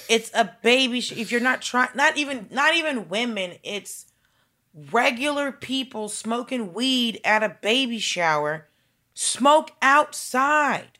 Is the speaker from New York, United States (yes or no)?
no; Atlanta, Georgia, United States; I grew up in Atlanta